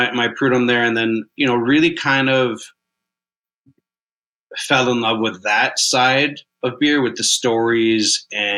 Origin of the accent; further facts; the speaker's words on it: Kitchener, Ontario, Canada; moved away as an adult; also born or lived in Toronto; growing up in Kitchener, Waterloo, you're very exposed to German culture